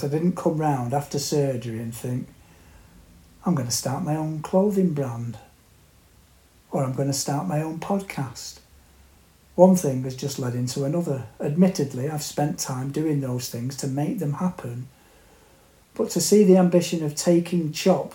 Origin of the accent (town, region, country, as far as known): North West England, United Kingdom; born or raised there; also born or lived in Australia